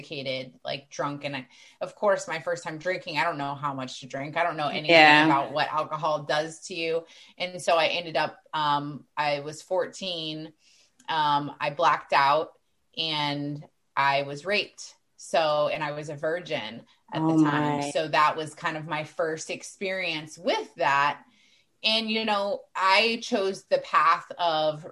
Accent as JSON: {"language": "English", "region": "Texas", "country": "United States", "moved": "yes", "lives_now": "Florida, United States", "said": "I'm originally from Texas"}